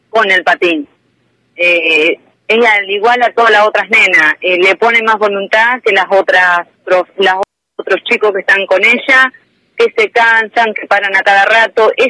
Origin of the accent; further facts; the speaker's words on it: Chivilcoy, Buenos Aires Province, Argentina; Somos de Chivilcoy, sí, provincia de Buenos